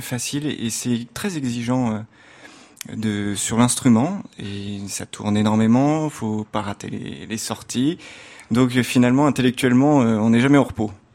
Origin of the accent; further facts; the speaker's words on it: Caen, Normandy, France; je suis né en Normandie, au bord de la mer, ah presque, presque au bord de la mer, à Caen